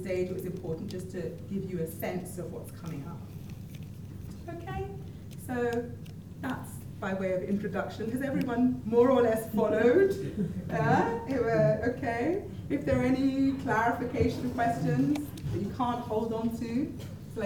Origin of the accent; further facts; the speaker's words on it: London, United Kingdom; also born or lived in Scotland; I'm Nigerian origin, but Scottish by birth and London by upbringing.